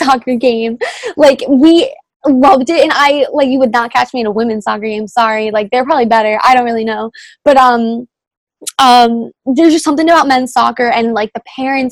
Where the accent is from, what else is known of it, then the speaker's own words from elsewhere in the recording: New England, United States; we're from New England